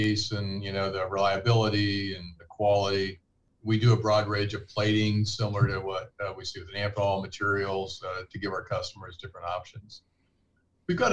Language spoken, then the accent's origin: English; Kansas City, Missouri, United States; moved away as an adult; I'm from Missouri, grew up in Kansas City